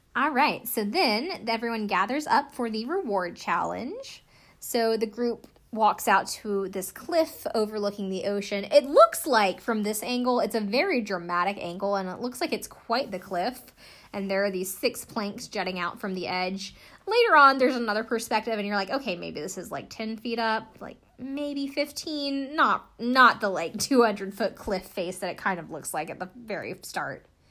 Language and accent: English; the South, United States; I'm from the South